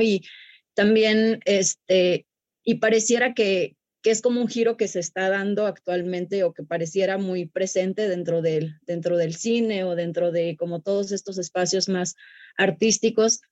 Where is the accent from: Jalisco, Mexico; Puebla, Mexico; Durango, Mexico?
Durango, Mexico; Sierra Sur of; la Sierra Sur de Durango, que es de donde yo soy.